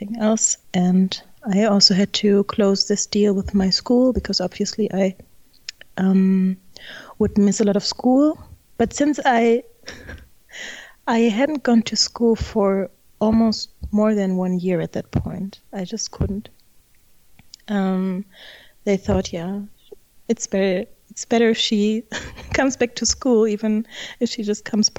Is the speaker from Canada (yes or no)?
no; Germany; I'm originally from Germany, as you might not necessarily guess when you read or try to pronounce my name, but I'm German